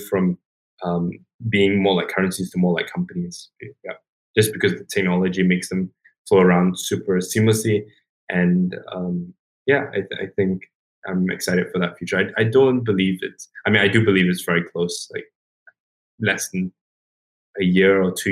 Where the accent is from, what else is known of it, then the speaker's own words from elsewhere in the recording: Singapore; I grew up in Singapore